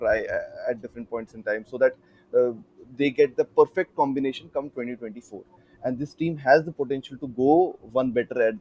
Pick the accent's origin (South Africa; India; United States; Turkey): India; as an Indian